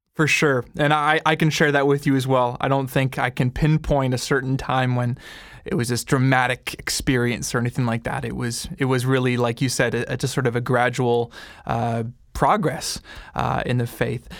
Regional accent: Canada; I'm Canadian

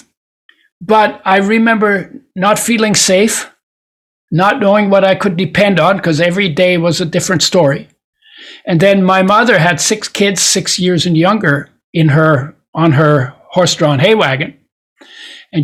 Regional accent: Poland; I was born in Poland. It was at that time part of Germany.

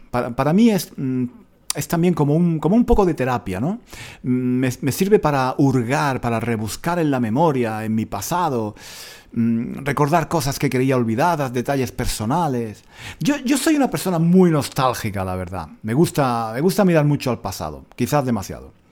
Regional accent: Granada, Andalusia, Spain; moved away as an adult; cuando vuelvo a Granada, a mi, a mi ciudad natal, em, lloro.

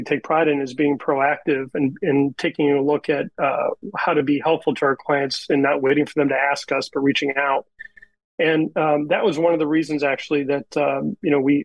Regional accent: Northeast Ohio, United States; moved away as an adult; now in Indianapolis, United States; I grew up in Northeast Ohio originally

